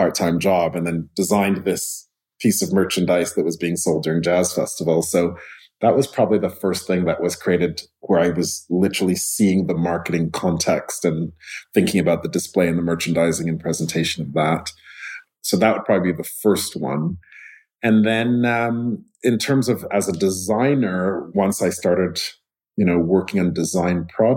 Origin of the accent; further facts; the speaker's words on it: Montreal, Quebec, Canada; I grew up in Montreal